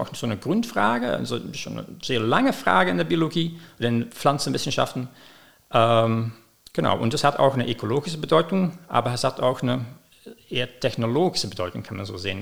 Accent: Belgium; moved away as an adult; also born or lived in London, United Kingdom; now in Ulm, Germany; ich komme aus Belgien. Ich habe da studiert

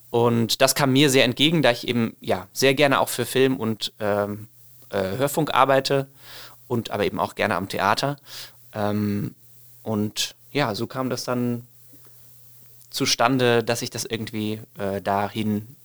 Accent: Leipzig, Saxony, Germany; Äh, ich komme sonst eigentlich aus Leipzig und bin noch ja eher im Norden und Osten der Republik sonst zu Hause.

